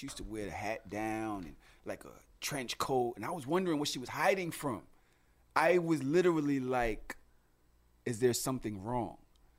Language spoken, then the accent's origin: English; New York City, New York, United States; You know I'm from Brooklyn, right?